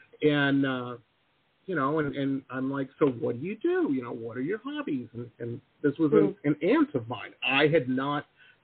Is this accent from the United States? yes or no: yes; Midwest, United States; now in California, United States; I grew up in the Midwest where people, they're like Klingons, you know, they drink crazy.